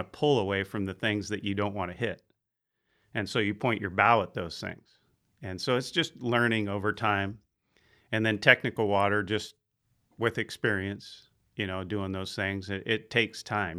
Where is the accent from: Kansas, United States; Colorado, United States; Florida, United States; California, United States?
California, United States; Bayside; I grew up out in Bayside on Jacoby Creek